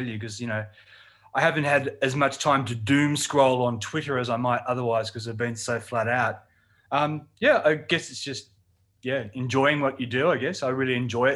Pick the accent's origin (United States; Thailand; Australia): Australia; Blacktown, New South Wales; I grew up in the western suburbs of Sydney, so Blacktown